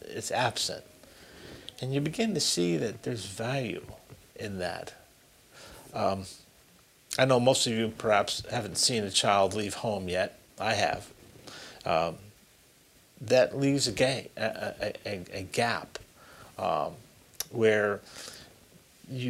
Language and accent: English; Springfield, Massachusetts, United States; I was born and raised in Springfield